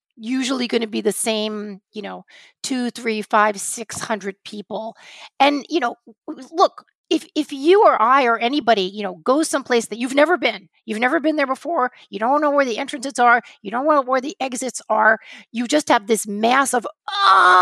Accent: United States; also born or lived in Portland, Oregon / New York City / Los Angeles; as an American to be with my people

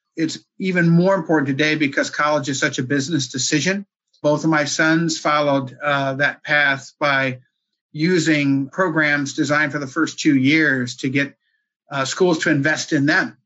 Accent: East Coast, United States; also born or lived in Maryland; Born and raised here on the East Coast.

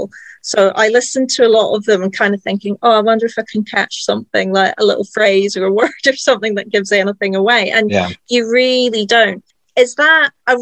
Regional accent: the Highlands, Scotland, United Kingdom; I grew up in the Highlands

